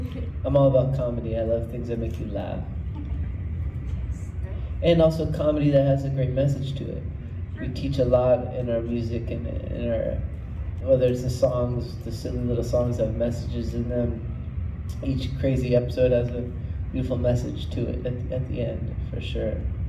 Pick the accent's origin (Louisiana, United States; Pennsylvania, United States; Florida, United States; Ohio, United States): Florida, United States; Florida, but I grew up camping in the Georgia mountains.